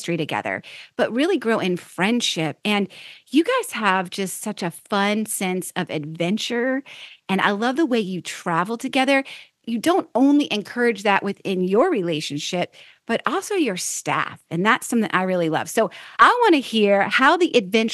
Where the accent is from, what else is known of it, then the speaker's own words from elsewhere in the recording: Florida, United States; Florida native, just like me